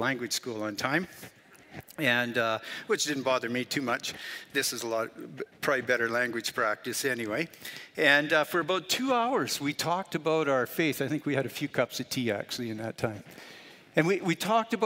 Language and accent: English; Canada; moved away; I'm a Christian and I'm from Canada